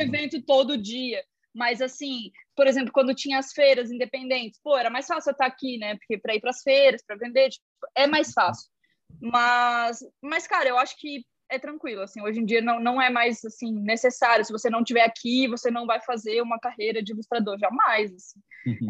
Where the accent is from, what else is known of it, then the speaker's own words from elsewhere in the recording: Joinville, Santa Catarina, Brazil; sou de Joinville, Santa Catarina